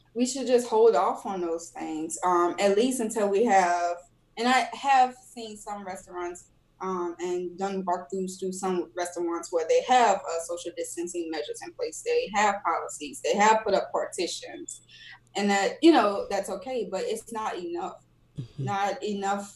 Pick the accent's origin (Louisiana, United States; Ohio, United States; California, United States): Louisiana, United States; New Orleans; I'm from New Orleans